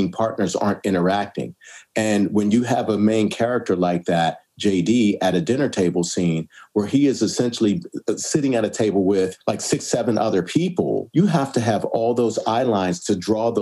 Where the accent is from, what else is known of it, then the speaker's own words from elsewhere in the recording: Pittsburgh, Pennsylvania, United States; moved away; I come from Pittsburgh